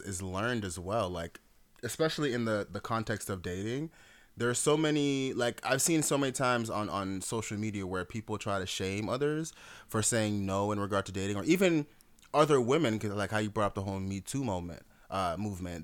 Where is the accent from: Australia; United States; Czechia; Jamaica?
Jamaica; I'm Jamaican.